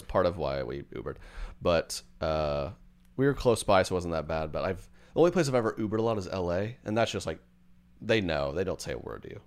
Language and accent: English; Edmond, Oklahoma, United States; my hometown, Edmond.